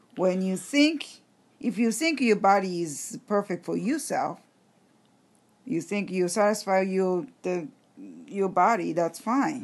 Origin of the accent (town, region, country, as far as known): Japan; English is a second language